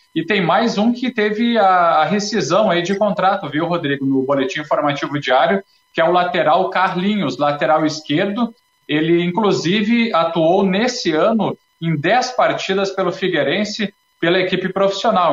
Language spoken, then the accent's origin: Portuguese; Santa Maria, Rio Grande do Sul, Brazil; moved away; Eu sou de Santa Maria, Rio Grande do Sul